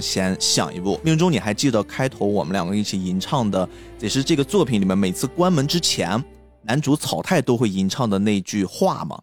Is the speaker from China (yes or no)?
yes; China; 我们中国人的记忆里面其实也有几次非常大的、非常威胁很多很多人生命的灾难性地震，比如说唐山大地震，比如说零八年的汶川地震